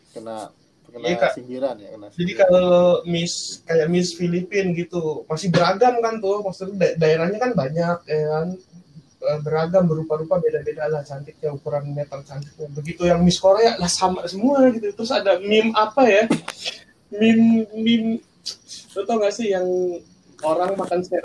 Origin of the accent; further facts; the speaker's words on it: Indonesia; bahkan kita orang Indo ada kan yang keturunan Belanda asli